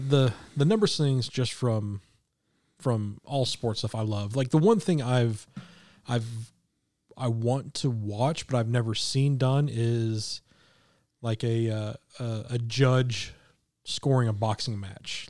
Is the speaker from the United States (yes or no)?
yes; Midwest, United States; growing up in the Midwest